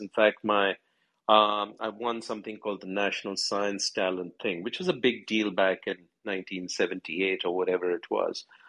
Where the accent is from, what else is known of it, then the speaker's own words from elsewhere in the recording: New Delhi, Delhi, India; I was born in Delhi, in New Delhi, in India.